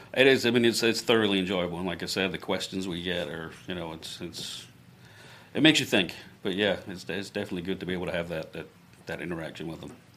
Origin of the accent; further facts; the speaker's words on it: a village outside Glasgow, Scotland, United Kingdom; now in Florida, United States; I was born in Glasgow. Yep, grew up in a little village outside of Glasgow